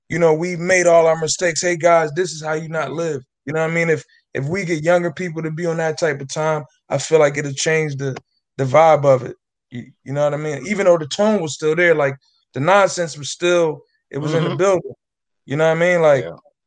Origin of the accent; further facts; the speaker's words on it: New Jersey, United States; I'm from Jersey